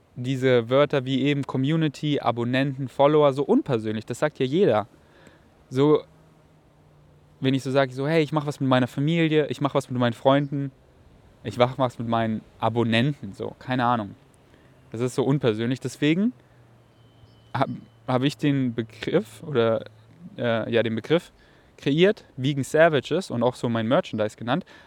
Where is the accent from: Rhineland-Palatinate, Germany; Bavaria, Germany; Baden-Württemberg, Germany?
Bavaria, Germany; weil das sind so meine Wurzeln. Ich komme aus Bayern